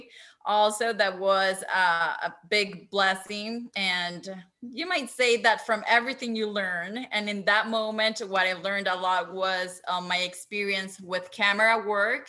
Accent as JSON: {"language": "English", "country": "Venezuela", "tie": "born or raised there", "said": "I come from my home country, that is Venezuela"}